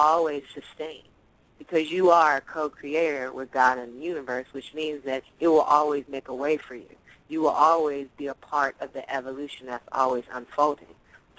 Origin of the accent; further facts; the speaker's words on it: Oakland, California, United States; I mean, I'm from Oakland. I done seen, come on.